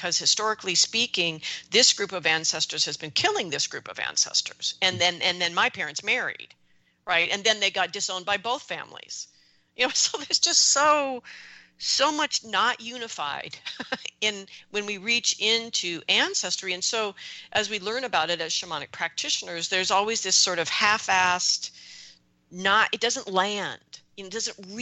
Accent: United States; as an American

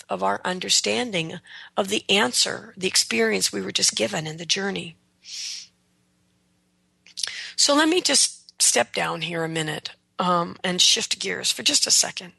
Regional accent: United States; I'm an American

